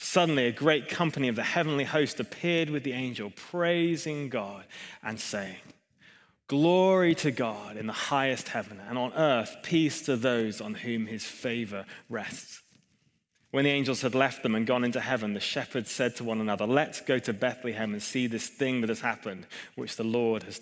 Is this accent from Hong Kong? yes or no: yes; Hong Kong; moved away; I grew up in Hong Kong